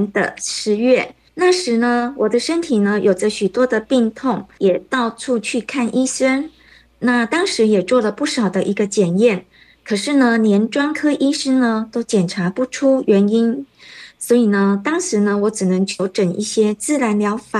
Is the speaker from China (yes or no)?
no; Taiwan; moved away as an adult; now in Kuala Lumpur, Malaysia; 那我是来自台湾，因为嫁到马来西亚，所以呢现在住在吉隆坡。